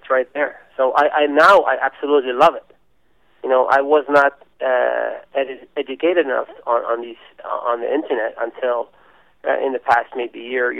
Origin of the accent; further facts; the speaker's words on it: Australia; moved away; I came from Australia